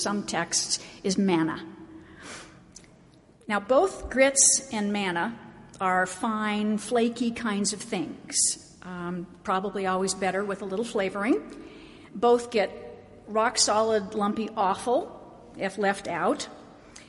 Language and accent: English; Oregon, United States; now in Salt Lake City, United States; I grew up in Oregon